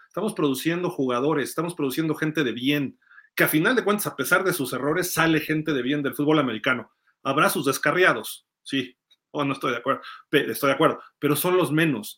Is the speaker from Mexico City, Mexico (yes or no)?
yes; Mexico City, Mexico; yo soy chilango